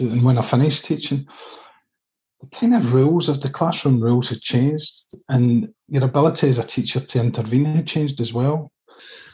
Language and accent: English; Coatbridge, Scotland, United Kingdom; Coat Bridge is where I was brought up and now live.